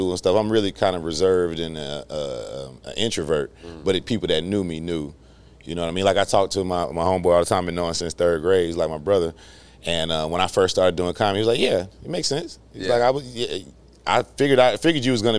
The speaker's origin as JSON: {"language": "English", "town": "Inglewood", "region": "California", "country": "United States", "tie": "born or raised there", "moved": "as an adult", "lives_now": "Atlanta, United States", "said": "born and raised in Inglewood, California"}